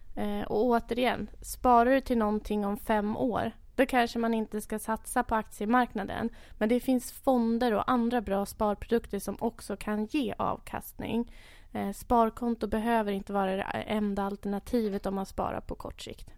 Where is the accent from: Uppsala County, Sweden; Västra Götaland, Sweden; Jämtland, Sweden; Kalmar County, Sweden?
Uppsala County, Sweden; Enköping; född och uppvuxen i Enköping